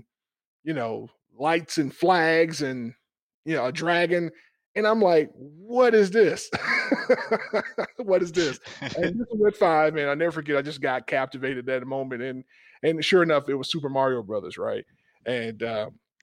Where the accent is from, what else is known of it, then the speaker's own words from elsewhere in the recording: South Georgia, United States; I grew up in South Georgia